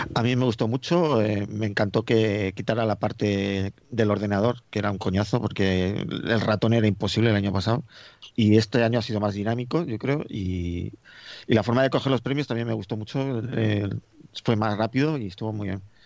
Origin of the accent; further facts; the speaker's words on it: Madrid, Community of Madrid, Spain; now in Getafe, Spain; yo yo soy de Madrid, vivo en Getafe